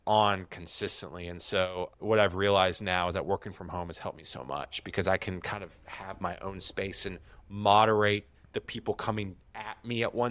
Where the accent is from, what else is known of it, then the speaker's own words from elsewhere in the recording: Virginia, United States; I grew up trout fishing in the Roanoke Valley with with my grandfather.